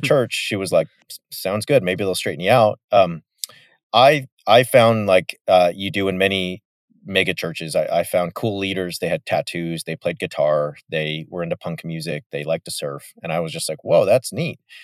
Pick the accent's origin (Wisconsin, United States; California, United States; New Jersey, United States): California, United States; Yorba Linda; my hometown is Richard Nixon's hometown